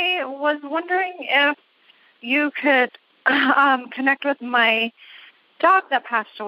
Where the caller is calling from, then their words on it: Buffalo, New York, United States; I'm calling from Buffalo, New York.